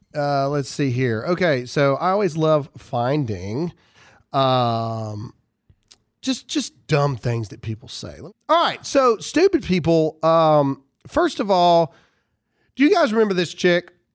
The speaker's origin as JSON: {"language": "English", "town": "Caledonia", "region": "Mississippi", "country": "United States", "tie": "born or raised there", "moved": "yes", "said": "I was born and raised in Caledonia, Mississippi"}